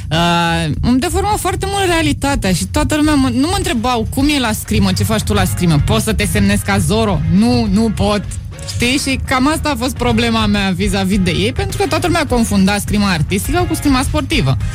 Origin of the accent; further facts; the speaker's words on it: Bucharest, Romania; Fix de aici.